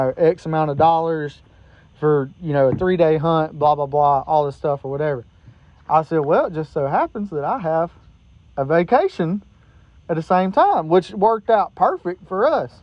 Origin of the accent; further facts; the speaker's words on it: Iredell County, North Carolina, United States; I'm from Iredell County